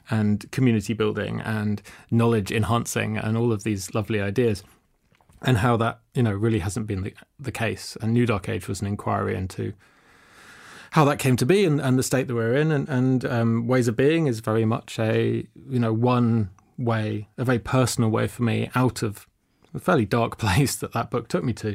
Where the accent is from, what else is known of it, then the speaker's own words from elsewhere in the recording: London, United Kingdom; I grew up in London.